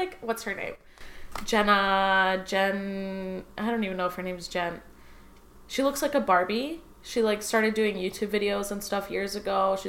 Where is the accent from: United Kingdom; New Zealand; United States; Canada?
Canada; Markham, Ontario; also born or lived in Scarborough, Toronto; I was born in Scarborough, but, like, raised in, like, Thornhill, Markham.